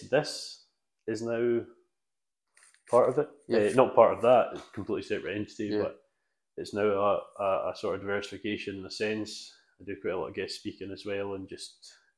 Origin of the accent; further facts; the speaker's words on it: Isle of Arran, Scotland, United Kingdom; moved away; I was brought up on the Isle of Arran.